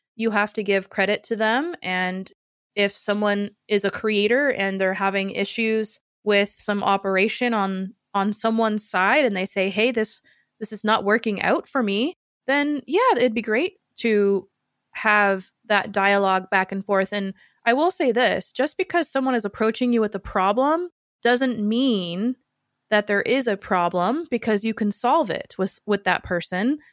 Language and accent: English; Seattle, Washington, United States; I'm from Seattle where the original Starbucks was created